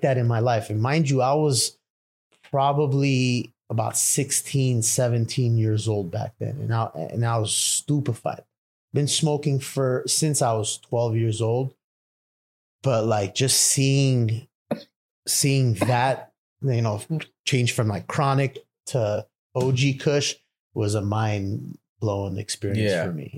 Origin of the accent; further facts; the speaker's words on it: Los Angeles, California, United States; also born or lived in Lebanon; I was only 4 or 5 years old when we moved to LA, to California, you know, late 80s